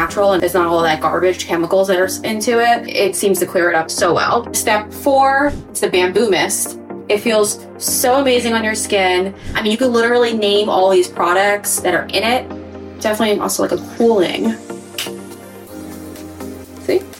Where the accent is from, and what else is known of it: Huntington, New York, United States; born or raised there